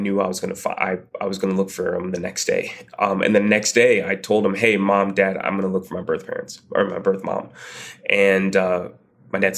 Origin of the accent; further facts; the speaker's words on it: Champaign, Illinois, United States; also born or lived in Peoria, Illinois; from Champaign.